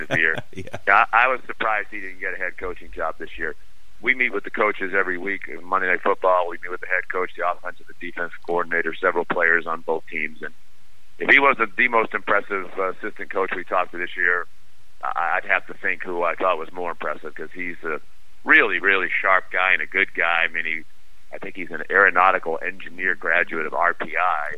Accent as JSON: {"language": "English", "town": "Boston", "region": "Massachusetts", "country": "United States", "tie": "born or raised there", "said": "that's where I grew up in Boston"}